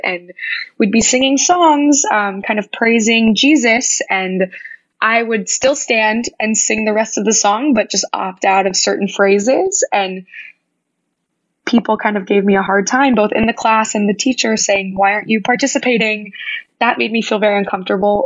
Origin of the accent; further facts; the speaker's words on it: Wichita, Kansas, United States; moved away as an adult; growing up in Wichita